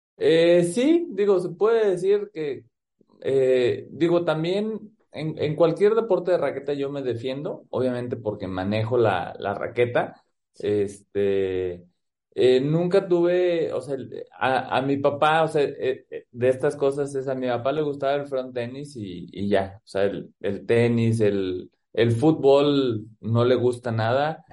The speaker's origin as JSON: {"language": "Spanish", "town": "Guadalajara", "region": "Jalisco", "country": "Mexico", "tie": "born or raised there", "also_born_or_lived": "Phoenix, Arizona, United States", "moved": "yes", "lives_now": "Aguascalientes, Mexico", "said": "soy promotor también del front tenis eh, en Guadalajara, ahí en el, en el club donde, pues donde es mi club, eh, donde me hice como jugador y como persona, el Club Los Pinos"}